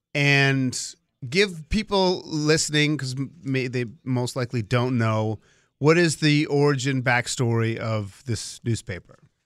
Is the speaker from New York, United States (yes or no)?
no; Boston, Massachusetts, United States; I grew up in the Boston area